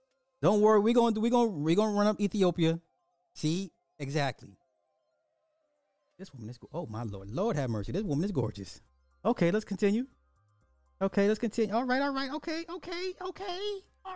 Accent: United States

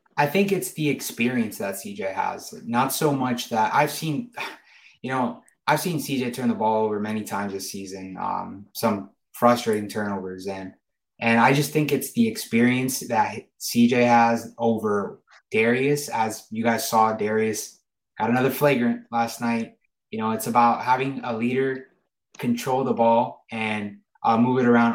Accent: Gainesville, Florida, United States; moved away; Gainesville's my hometown. I grew up in Gainesville

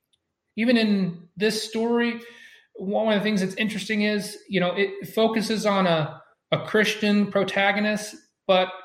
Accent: United States; I was born in America

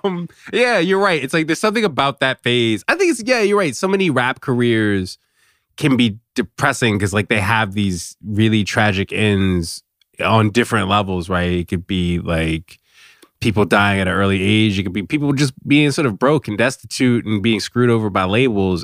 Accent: Virginia, United States; I'm from Virginia

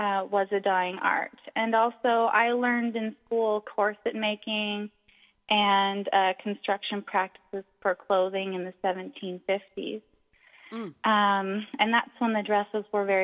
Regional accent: Canada; also born or lived in Halifax, Nova Scotia; I'm Canadian, living in Halifax, Nova Scotia

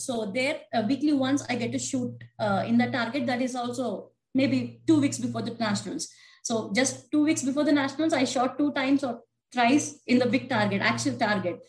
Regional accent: India; also born or lived in Washington State; now in United States; I'm from originally from India

